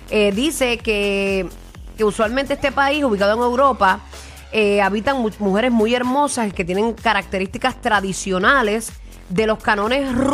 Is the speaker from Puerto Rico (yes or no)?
yes; Puerto Rico